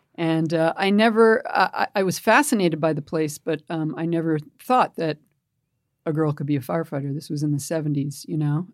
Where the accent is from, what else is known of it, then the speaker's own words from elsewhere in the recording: Pelham, New York, United States; now in San Francisco, United States; I grew up in a town, uh, in New York, just outside of New York City, called Pelham.